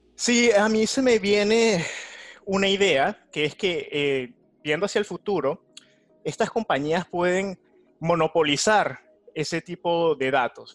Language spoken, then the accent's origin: Spanish; Venezuela; now in New York, United States; de Venezuela